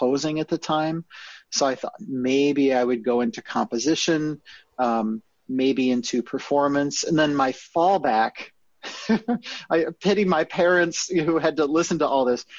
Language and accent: English; Naperville, Illinois, United States; I grew up in Naperville, Illinois